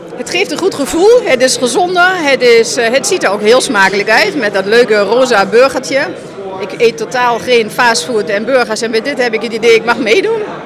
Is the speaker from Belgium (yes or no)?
no; Germany; Dutch is a second language; now in Netherlands; Als Duitser ben ik uh, geadapteerd in Nederland en ik heb de cultuur leren kennen en omarmen.